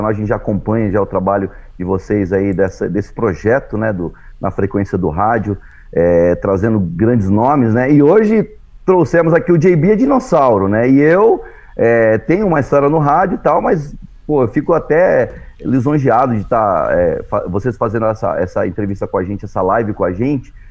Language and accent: Portuguese; São Paulo, Brazil; born there; eu sou nascido em São Paulo, mas já, assim, sou frequentador da Baixada, morador da Baixada aqui do, do, do litoral, já há um bom tempo aí, quase 40 anos